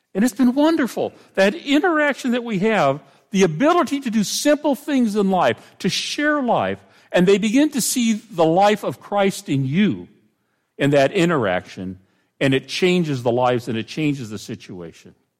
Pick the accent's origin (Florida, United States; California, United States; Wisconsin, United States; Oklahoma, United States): California, United States; Pomona; moved away; I grew up in Pomona, which is where the fair was